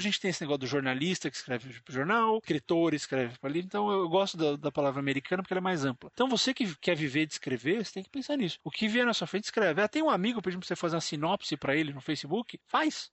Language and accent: Portuguese; São Paulo, Brazil; nós dois somos de São Paulo